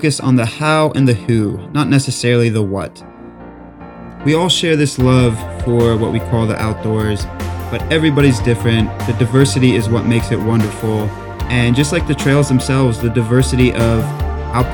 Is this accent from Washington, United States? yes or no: no; South Carolina, United States; I'm a South Carolina boy as well